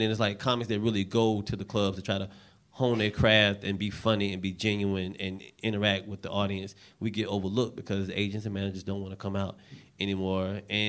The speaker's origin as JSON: {"language": "English", "region": "the South", "country": "United States", "said": "I was 17. I looked like I was 12 at the time. And I didn't know I'm from the South."}